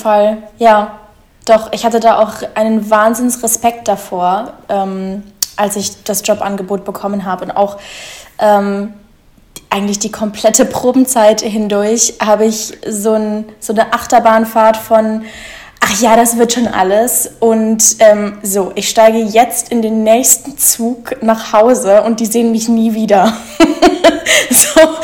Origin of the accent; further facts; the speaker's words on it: Munich, Bavaria, Germany; now in Berlin, Germany; ursprünglich komme ich aus München, aber da wohne ich schon lange nicht mehr